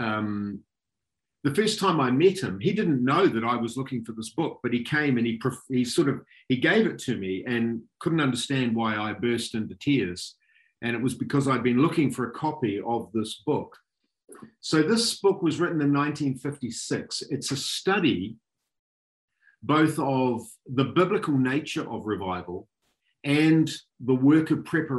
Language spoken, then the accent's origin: English; Auckland, New Zealand; moved away as an adult; now in Tauranga, New Zealand; I grew up in Auckland, so I'm very fond of Auckland.